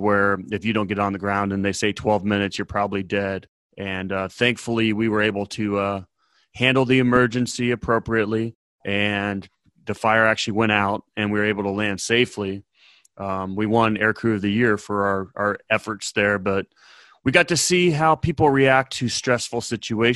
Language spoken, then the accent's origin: English; Ohio, United States; moved away; I am from Ohio originally.